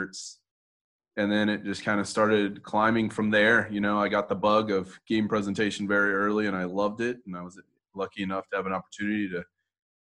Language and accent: English; Houston, Texas, United States; moved away as an adult; also born or lived in Las Vegas; I was born and raised in Houston.